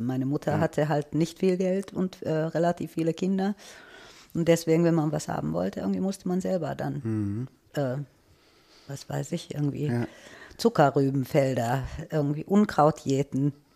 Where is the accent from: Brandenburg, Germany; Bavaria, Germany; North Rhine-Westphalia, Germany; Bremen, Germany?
North Rhine-Westphalia, Germany; Düsseldorf; Ich bin in Düsseldorf geboren.